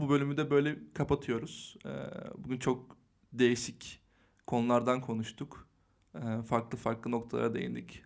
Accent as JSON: {"language": "Turkish", "region": "Eskişehir", "country": "Turkey", "also_born_or_lived": "Istanbul", "moved": "yes"}